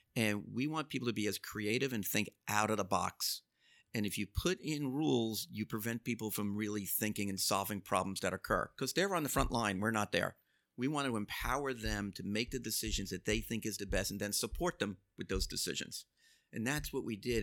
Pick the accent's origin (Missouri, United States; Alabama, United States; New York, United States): New York, United States; New York City; I grew up in Brooklyn